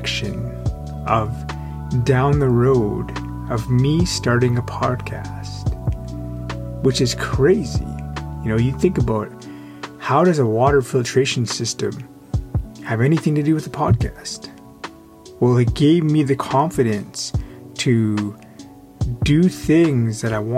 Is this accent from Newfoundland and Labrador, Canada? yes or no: no; Yaqan Nukiy, British Columbia, Canada; moved away; also born or lived in Coast Salish territories (Vancouver area); I actually went to the school on my reservation where I'm from Yakanuki. So, you know, I'm Tunaha